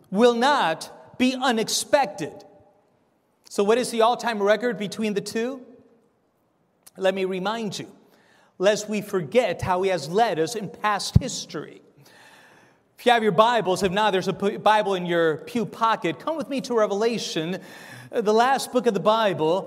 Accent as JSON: {"language": "English", "country": "Argentina", "moved": "yes", "said": "I'm from Argentina myself"}